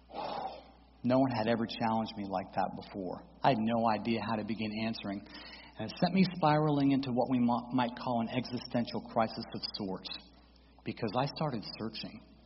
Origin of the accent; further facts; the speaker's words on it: St. Petersburg, Florida, United States; also born or lived in Daytona Beach, Florida; I was born in Daytona, raised in St. Petersburg in a Reformed Jewish household